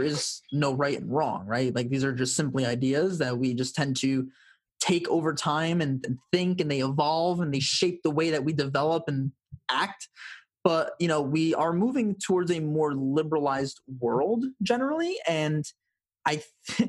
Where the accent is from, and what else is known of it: United States